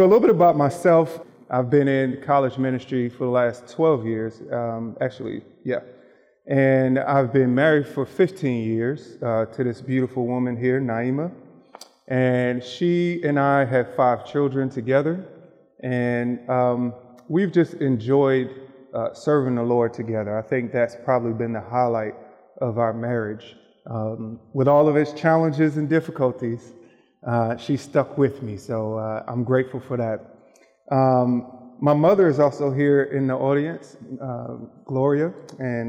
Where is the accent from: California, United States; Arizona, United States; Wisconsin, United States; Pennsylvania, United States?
Pennsylvania, United States; Philadelphia; moved away; I grew up in Philadelphia, Pennsylvania, where basketball is king